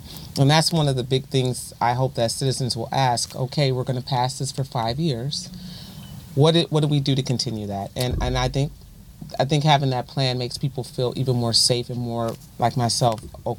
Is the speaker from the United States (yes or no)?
yes; Toledo, Ohio, United States; I actually live in Springfield Township, and I grew up and went to Rogers High School. So I've always lived in that part of town, which is part. Believe it or not, it's West Side.